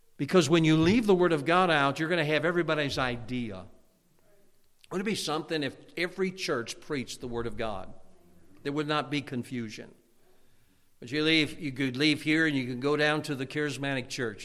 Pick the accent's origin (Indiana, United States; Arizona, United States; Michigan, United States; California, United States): Indiana, United States; Hammond; moved away as an adult; also born or lived in Munster, Indiana / Chicagoland; now in Pennsylvania, United States; I grew up in Hammond, Indiana, Munster, Indiana, and Chicagoland area